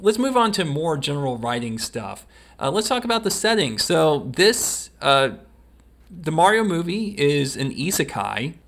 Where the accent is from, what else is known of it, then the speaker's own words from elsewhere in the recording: the South, United States; we're from the South